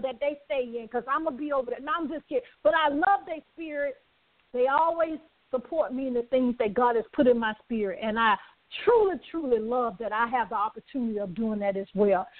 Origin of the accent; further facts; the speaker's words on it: the South, United States; I'm from the South